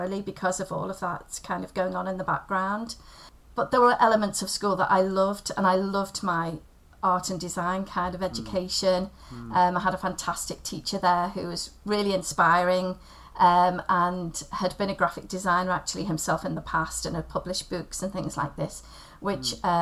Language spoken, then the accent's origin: English; Liverpool, North West England, United Kingdom; also born or lived in Wirral; I grew up on the outskirts of Liverpool. I was born over in the Wirral